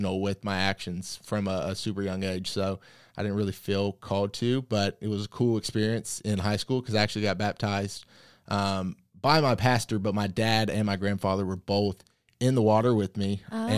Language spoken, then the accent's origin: English; the South, United States; Obviously, growing up in the South, you go to church. And for me, I just kind of grew up in it.